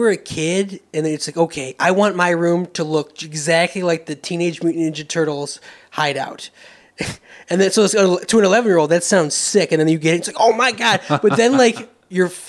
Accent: Michigan, United States; also born or lived in Florida; In fourth grade, I moved to Florida from Michigan

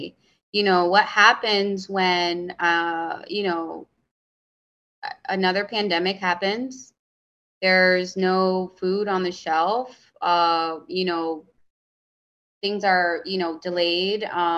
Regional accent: Hartford, Connecticut, United States; growing up in Hartford, the bodegas, the corner store, they fed me and my sisters.

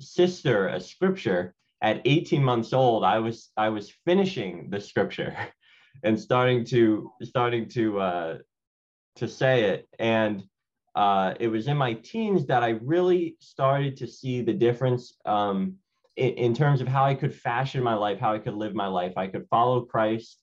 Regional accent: Philadelphia, Pennsylvania, United States; I'm born and raised in Philadelphia.

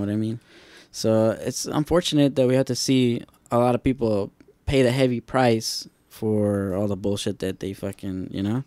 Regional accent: Lynwood, United States; where I grew up in Linwood

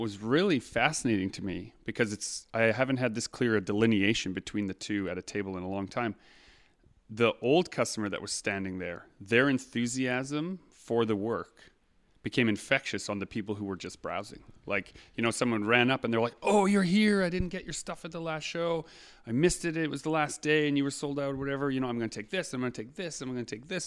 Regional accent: Canada; we are also Canadian

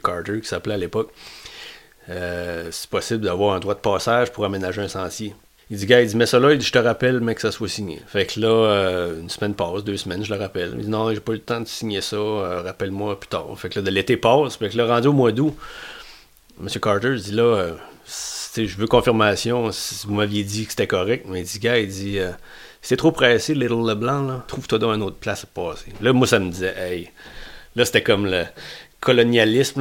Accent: Matapedia Valley, Gaspésie, Quebec, Canada; un gars du Riverside, matapédien, gaspésien, québécois

